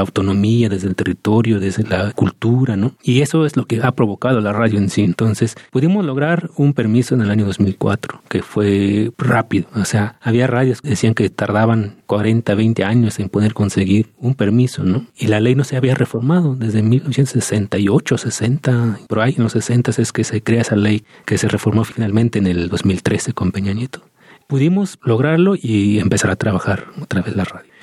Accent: Santa María Tlahuitoltepec, Oaxaca, Mexico; mi pueblo, Tlahuitoltepec

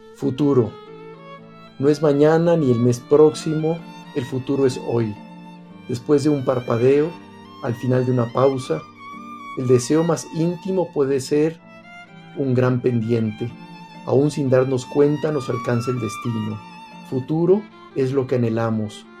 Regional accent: Tequila, Jalisco, Mexico; yo siendo de pueblo, que crecí en Tequila

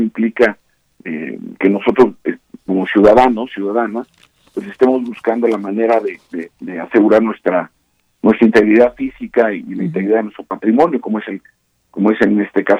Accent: Mexico

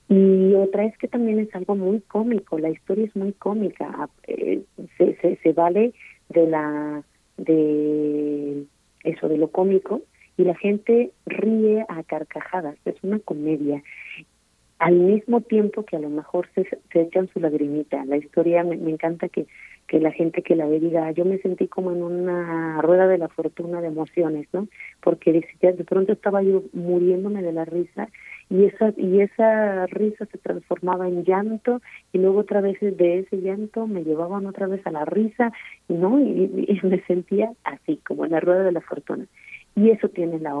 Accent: Mexico; falsos sueños que a veces tenemos como mexicanos

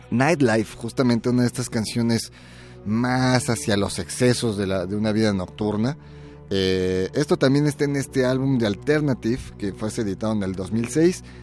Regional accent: Mexico; soy mexicano

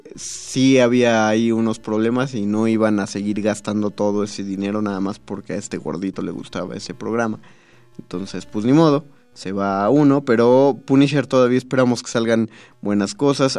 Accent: Mexico City, Mexico; los chilangos

